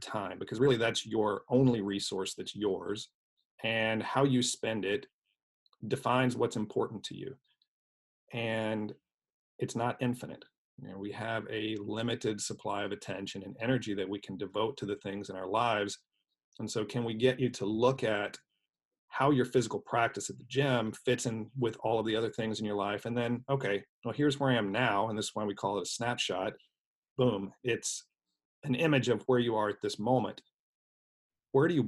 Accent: Texas, United States; moved away; I grew up in Texas and lived all over Texas

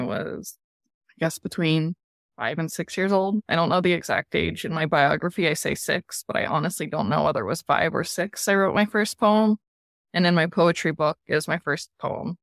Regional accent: Colorado, United States; also born or lived in Bakersfield, California / Florida; majority of my life has now been in Colorado

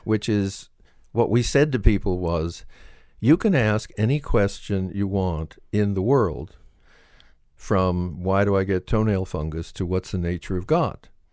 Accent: Southern California, United States; I was brought up in Southern California

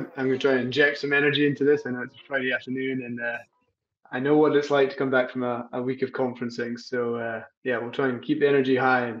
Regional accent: Scotland, United Kingdom; moved away as an adult; also born or lived in England; now in Boston, United States; I moved in July to Boston. I'm originally from Scotland. I've lived all around the world, but lived in the US. I've lived in England, Scotland, but I'm back in the US.

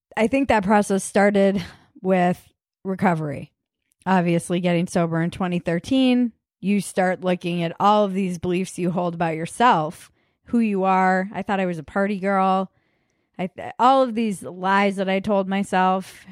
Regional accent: United States; the culture you were raised in for us being American

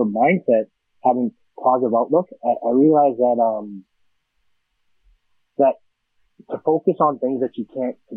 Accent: Edmonton, Alberta, Canada; I'm born and raised in Edmonton, Alberta

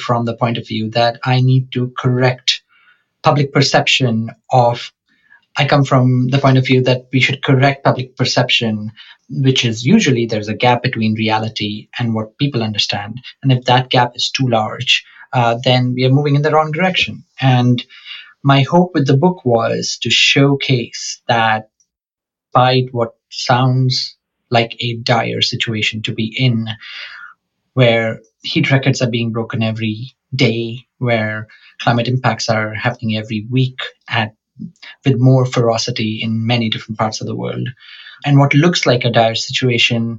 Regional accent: India; moved away as an adult; also born or lived in Oxford, United Kingdom; now in London, United Kingdom; growing up in India

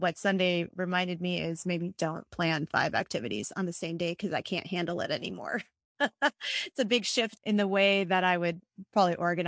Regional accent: India; Actually, I was born in India. My family was Christian and is Christian. And so 2% of India is Christian

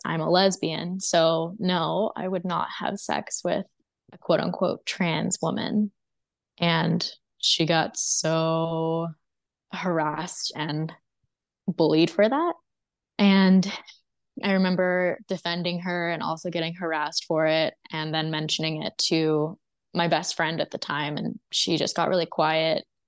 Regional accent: Texas, United States; also born or lived in Mississippi; spent the first four years of my life in Mississippi. We were all homeschooled, my oldest sister all the way through to the end of high school. And then I started more conventional schooling in eighth grade. When I was five, we moved to Texas.

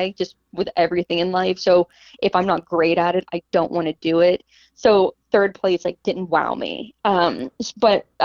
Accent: Pittsburgh, Pennsylvania, United States; now in Seattle, United States; I'm originally from Pittsburgh

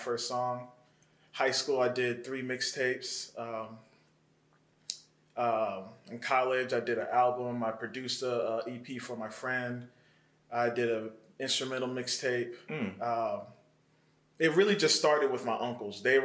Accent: Metro Atlanta, Georgia, United States; also born or lived in Ellenwood, Georgia / McDonough, Georgia; I'm from Metro Atlanta area. I'm from Ellenwood, Georgia. Yeah. I was raised between Ellenwood. Wasn't born here, but raised up until probably about age 8. Then moved to McDonough and finished my childhood there.

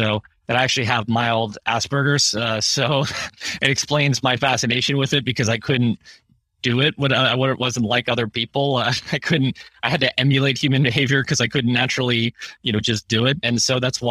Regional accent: Pittsburgh, Pennsylvania, United States; I'm from Pittsburgh

